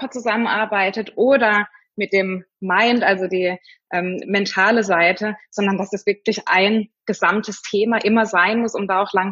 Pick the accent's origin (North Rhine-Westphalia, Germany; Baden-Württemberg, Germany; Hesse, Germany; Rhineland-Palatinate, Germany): Baden-Württemberg, Germany; Freiburg; also born or lived in Fulda; also ich komme ursprünglich aus Freiburg und bin dann nach dem, nach dem Abi einfach mal wollte ich raus und wollte die Welt kennenlernen und bin dann damals nach Fulda zum Studium